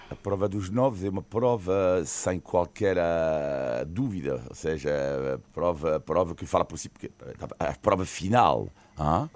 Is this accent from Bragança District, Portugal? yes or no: no; Almada, Lisbon, Portugal; Almada, minha Terra